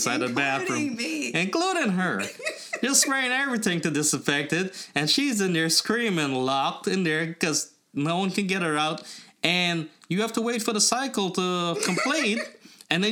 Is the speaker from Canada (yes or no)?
no; Trinidad & Tobago; also born or lived in Guyana; now in United States; I was born in Trinidad